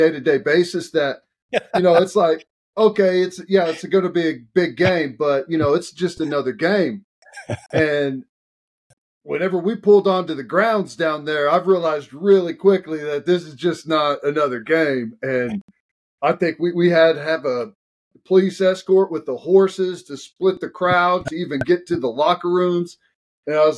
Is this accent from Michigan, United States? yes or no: no; Oklahoma, United States; I'm from Oklahoma